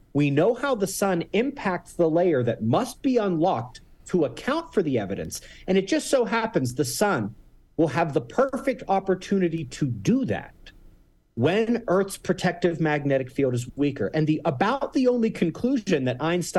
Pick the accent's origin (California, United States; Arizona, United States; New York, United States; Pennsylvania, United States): Pennsylvania, United States; Pittsburgh; now in Colorado, United States; I'm from Pittsburgh.